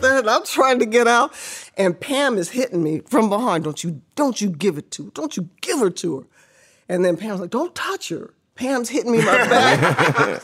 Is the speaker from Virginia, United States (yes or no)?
no; Riverside, California, United States; Born and raised in Riverside, which was the glorified Mayberry